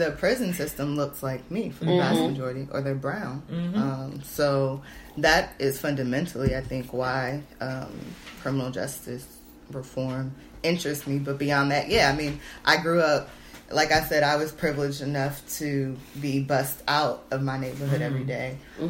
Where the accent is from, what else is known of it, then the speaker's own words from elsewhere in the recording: Columbus, Ohio, United States; Columbus, Ohio.